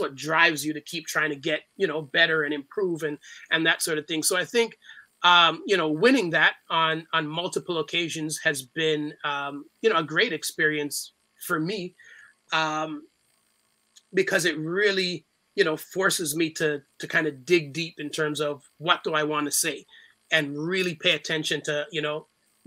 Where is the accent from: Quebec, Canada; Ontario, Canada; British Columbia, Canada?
Ontario, Canada; Toronto; growing up in Scarborough